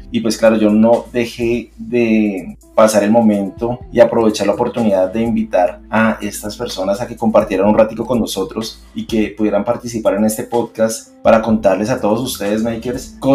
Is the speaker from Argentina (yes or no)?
no; Colombia; de pronto como colombianos o que de pronto tenemos que ser algo en especial para lograr eso